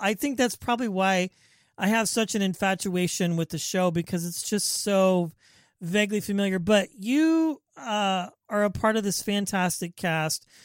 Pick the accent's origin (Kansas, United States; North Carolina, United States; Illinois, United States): Kansas, United States; Wichita; now in Bay Area, United States; I'm from the Midwest, Wichita, Kansas